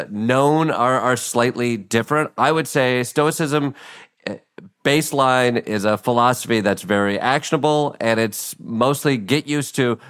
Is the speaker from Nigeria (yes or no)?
no; Midwest, United States; as a Midwesterner who is told you go to school to go to your next school so you can get a job